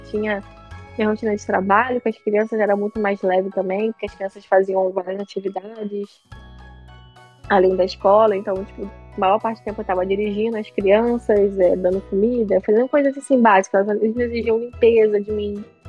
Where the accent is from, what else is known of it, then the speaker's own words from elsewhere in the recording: Brazil; moved away; eu sou do Brasil, eu falo português.